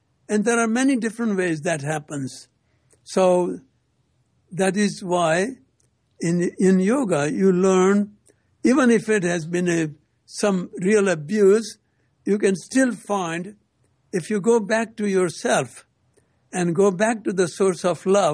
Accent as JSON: {"language": "English", "country": "India", "moved": "as an adult", "lives_now": "United States", "said": "came from India in 1960"}